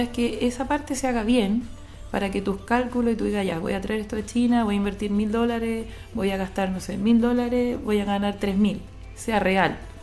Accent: Chile; also born or lived in India; yo soy chilena, tengo 38 años

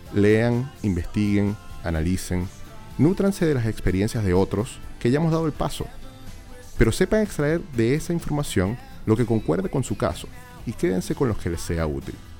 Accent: Venezuela; now in Chile

